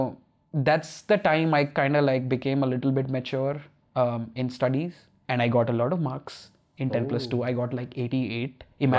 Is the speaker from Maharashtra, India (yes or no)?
no; Punjab, India; And I think that's a good part of growing up in Punjab. I know I started with like, you know, whatever place to grow up in, but I feel like those are good things that, you know, came from growing up in Punjab.